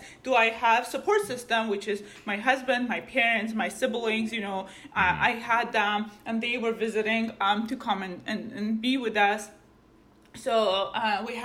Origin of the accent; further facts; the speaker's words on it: Armenia; now in California, United States; I grew up in Armenia